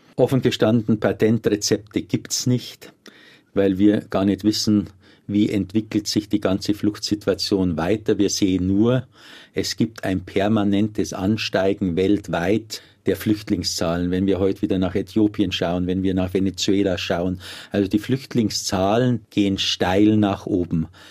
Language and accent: German; Germany; bei uns in Deutschland